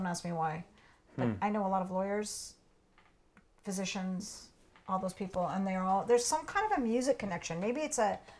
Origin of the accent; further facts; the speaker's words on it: Portland, United States; I grew up in Portland